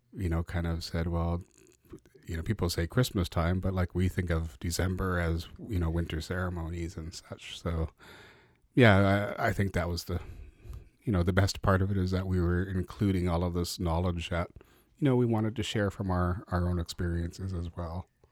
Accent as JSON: {"language": "English", "town": "Vancouver", "region": "British Columbia", "country": "Canada", "tie": "born or raised there", "also_born_or_lived": "Tacoma, Washington", "said": "I grew up in, grew up in East Van on, on eighteenth and Main, Mount Pleasant area."}